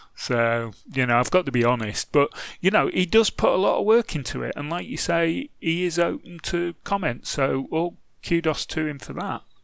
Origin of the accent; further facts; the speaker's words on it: England, United Kingdom; I'm English